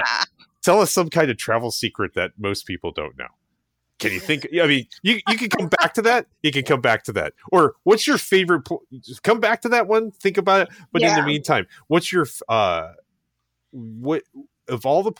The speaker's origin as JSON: {"language": "English", "country": "United States", "tie": "born or raised there", "said": "the way I was brought up being born in the United States"}